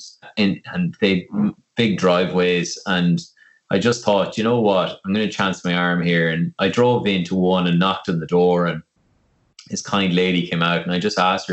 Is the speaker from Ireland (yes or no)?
yes; Longford, County Longford, Ireland; now in Dublin, Ireland; I'm originally from Longford, and when I moved up to Dublin, I lived in the city centre